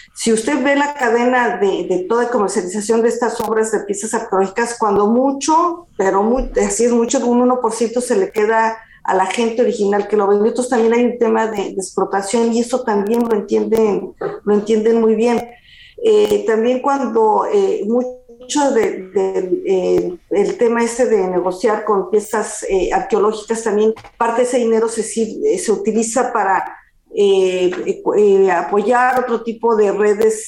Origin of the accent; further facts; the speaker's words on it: Mexico; now in France; como mexicano